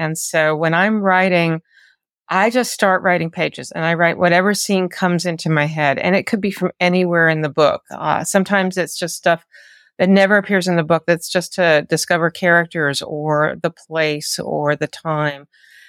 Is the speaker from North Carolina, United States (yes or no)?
yes; North Carolina, United States; which happens to be up in the mountains of North Carolina where I grew up. But I mean, I grew up in the Piedmont, North Carolina